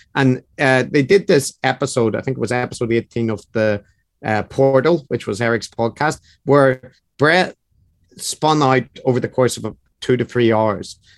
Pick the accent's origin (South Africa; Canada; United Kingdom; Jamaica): United Kingdom; Northern Ireland; accent: Northern Irish; now in Japan; I'm originally from Northern Ireland. I'm currently living in Japan.